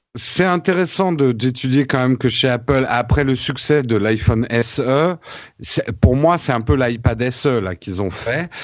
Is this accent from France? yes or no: yes; France; c'est ça qui fait notre force en tant que Français